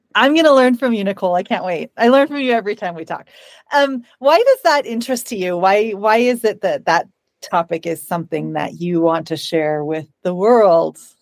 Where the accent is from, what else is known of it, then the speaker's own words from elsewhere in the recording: Bozeman, Montana, United States; I grew up in Bozeman